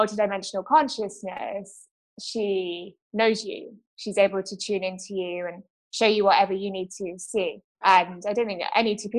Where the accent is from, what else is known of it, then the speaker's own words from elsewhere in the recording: Kent, South East England, United Kingdom; moved away as an adult; now in Barcelona, Spain; I grew up in England, in Kent, which is southeast England, the county just below London